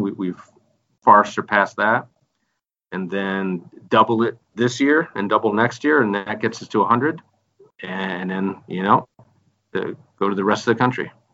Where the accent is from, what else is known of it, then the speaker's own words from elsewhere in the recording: Michigan, United States; I'm from the Midwest myself. I'm from Michigan